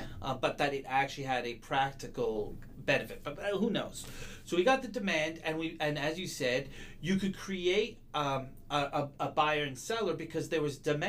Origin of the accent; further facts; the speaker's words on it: Montreal, Quebec, Canada; My hometown.